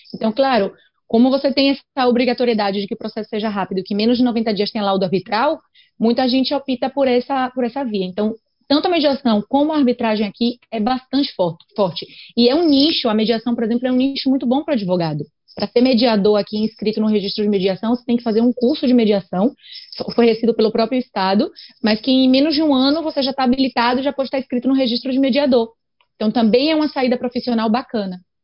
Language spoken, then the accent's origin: Portuguese; Brazil; now in Spain; a gente é brasileiro ou brasileira e vem para a Europa